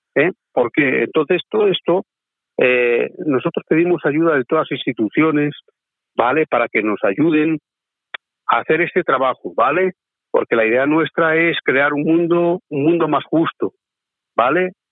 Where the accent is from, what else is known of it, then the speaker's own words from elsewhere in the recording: Basque Country, Spain; que también somos gitanos y somos vascos